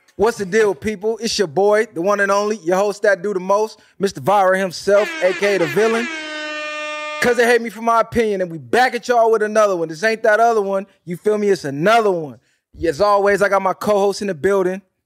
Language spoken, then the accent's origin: English; West Coast, United States; I'm from the West Coast